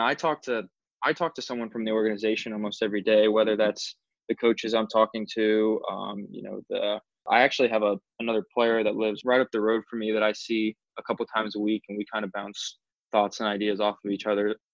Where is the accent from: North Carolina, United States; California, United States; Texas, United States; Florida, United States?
Florida, United States; Orlando; also born or lived in Alabama; I was born and raised in Orlando, Florida